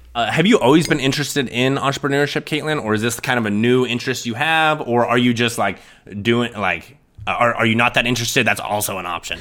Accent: Sidney, Nebraska, United States; I am originally from Sydney, Nebraska. It's a very small town.

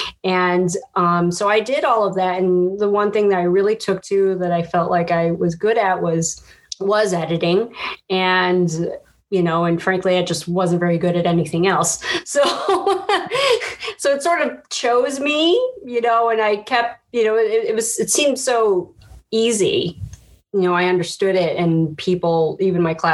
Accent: Chicago, Illinois, United States; So I'm from Chicago. I'm born and raised

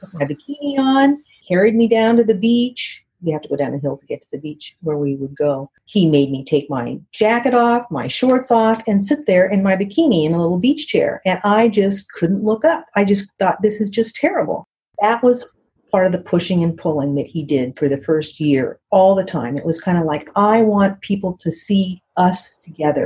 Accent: Southern California, United States; I grew up in Southern California

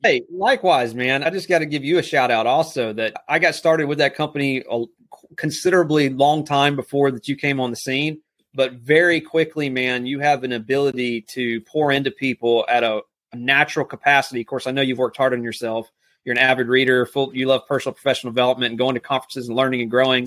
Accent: South Alabama, United States; also born or lived in Texas; I live here in South Alabama. Was born and raised in Texas, but moved here when I was six years old. So, this is home

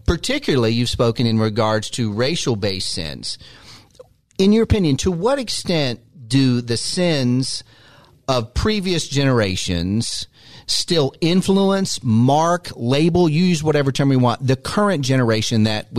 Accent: United States; I grew up in the United States of America, and there's lots of things that I've heard.

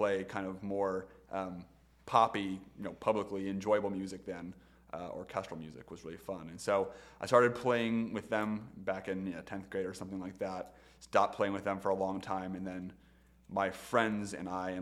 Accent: Sylvania, Ohio, United States; also born or lived in Toledo, Ohio / Bowling Green, Ohio; So I was born in Sylvania. I've lived in Sylvania/Toledo for a majority of my life, with the exception of Bowling Green when I was in undergrad.

